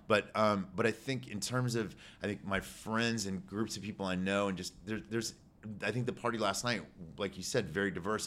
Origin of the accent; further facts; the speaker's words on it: Houston, Texas, United States; also born or lived in New York; I grew up in the River Oaks area